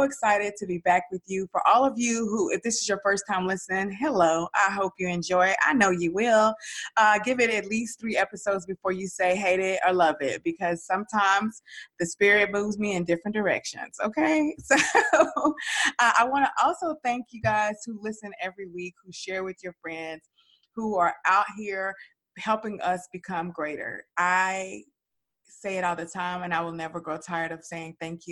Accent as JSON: {"language": "English", "town": "Dallas", "region": "Texas", "country": "United States", "accent": "Southern Dallas", "said": "that's my Southern Dallas accent."}